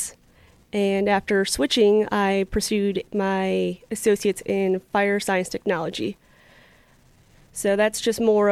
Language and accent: English; Chicago suburbs, Illinois, United States; moved away as an adult; also born or lived in Florida; now in Henderson County, North Carolina, United States; I'm originally from the Chicago suburbs. I grew up there, lived there for 18 years